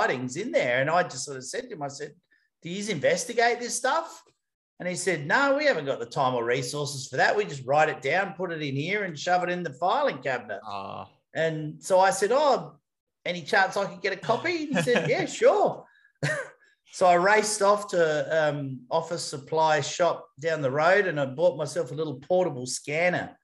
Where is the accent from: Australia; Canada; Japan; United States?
Australia; Adelaide, South Australia; moved away; I'm originally from Adelaide in South Australia